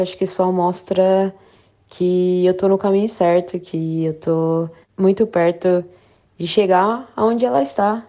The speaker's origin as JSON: {"language": "Portuguese", "town": "Campinas", "region": "São Paulo", "country": "Brazil", "tie": "born or raised there", "moved": "as an adult", "lives_now": "Sydney, Australia", "said": "eu sou natural de Campinas, São Paulo, estou na Austrália"}